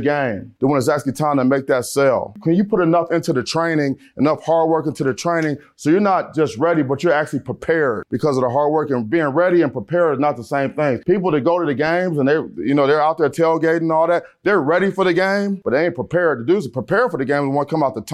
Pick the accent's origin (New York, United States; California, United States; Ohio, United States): Ohio, United States; Cleveland; I'm from Cleveland, Ohio